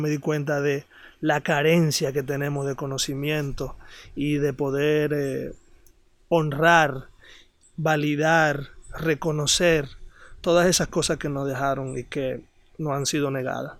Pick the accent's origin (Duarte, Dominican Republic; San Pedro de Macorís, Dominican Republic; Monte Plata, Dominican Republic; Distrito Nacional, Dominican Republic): Distrito Nacional, Dominican Republic; Santo Domingo; moved away as an adult; now in Sosúa, Dominican Republic; soy nacido y criado en Santo Domingo.